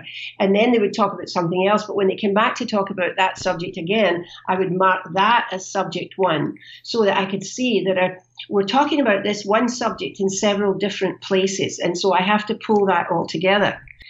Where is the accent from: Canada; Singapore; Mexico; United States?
Canada; as you know, I'm from Canada.